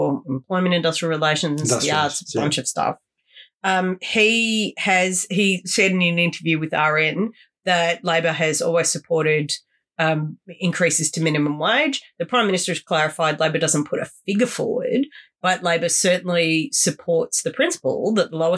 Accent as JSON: {"language": "English", "town": "Wollongong", "region": "New South Wales", "country": "Australia", "tie": "born or raised there", "said": "I'm from Wollongong. Look, I grew up with horrendous levels of especially youth unemployment around me"}